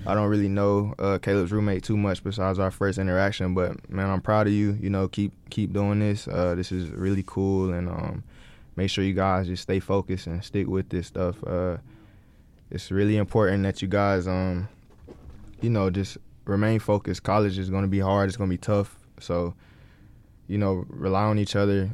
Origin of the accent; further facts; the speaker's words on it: Greenville, North Carolina, United States; we grew up in Greenville, so that's where ECU is